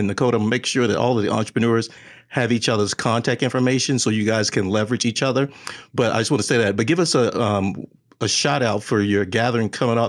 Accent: Texas, United States; I'm from Texas, so everybody our cousins.

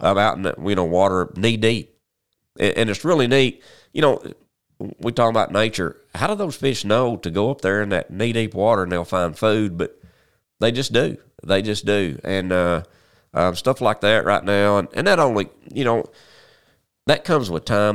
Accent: Paragould, Arkansas, United States; also born or lived in Memphis; I'm from Paragould, been here all my, well, almost all my life.

